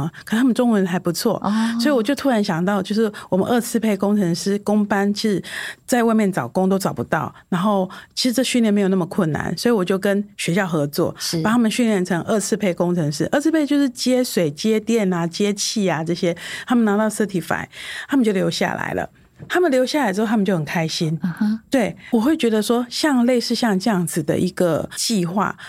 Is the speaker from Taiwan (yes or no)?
yes; Taiwan; 我们台湾人